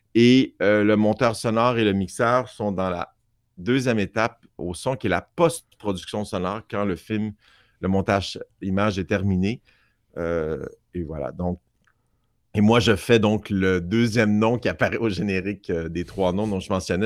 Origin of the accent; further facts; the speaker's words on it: Montreal, Quebec, Canada; J'ai grandi à Outremont, Montréal.